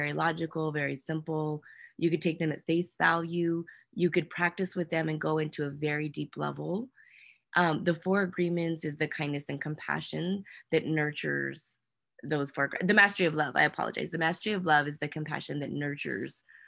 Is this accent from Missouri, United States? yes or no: no; New Mexico, United States; now in San Diego, United States; We do most of our work with young women in Albuquerque and in New Mexico. That's my home state